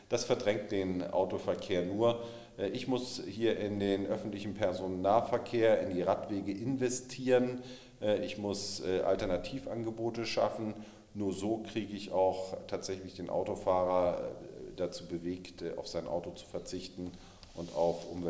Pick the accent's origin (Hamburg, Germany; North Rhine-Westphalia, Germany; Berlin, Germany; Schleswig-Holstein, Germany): Hamburg, Germany; In anderen Bereichen bin ich mit meiner Heimatstadt nicht ganz so glücklich. Ich denke, äh, dass man auch in Hamburg stärker über Angebote und äh, weniger über Verbote nachdenken soll.